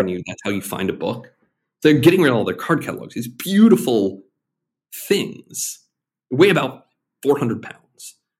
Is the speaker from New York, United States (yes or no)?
no; Arkansas, United States; five-year-old growing up in Arkansas